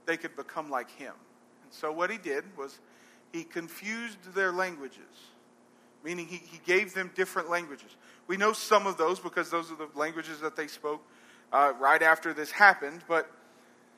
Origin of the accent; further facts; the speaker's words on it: Arab, Alabama, United States; I'm from Arab